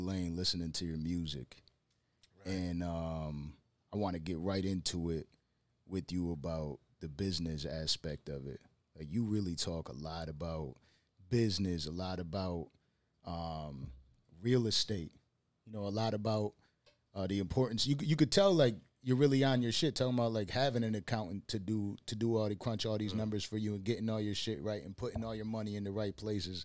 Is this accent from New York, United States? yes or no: yes; Buffalo, New York, United States; I'm from Buffalo